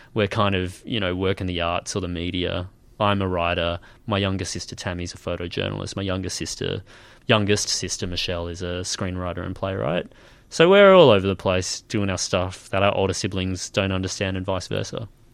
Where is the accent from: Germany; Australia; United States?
Australia; Nambour, Queensland; moved away; I was born in Nambour